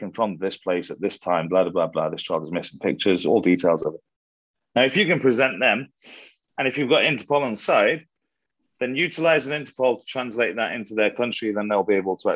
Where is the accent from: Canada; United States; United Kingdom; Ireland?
United Kingdom; being Brit